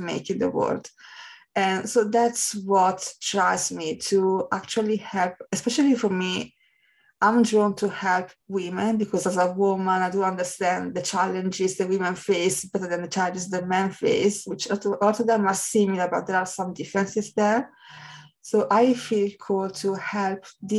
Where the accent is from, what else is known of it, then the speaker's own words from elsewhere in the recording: Italy; I'm from Italy